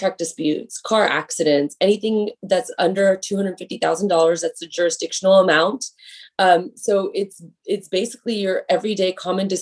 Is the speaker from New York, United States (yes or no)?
no; Houston, Texas, United States; I was born and raised here in Houston, Texas. So I'm a native Houstonian.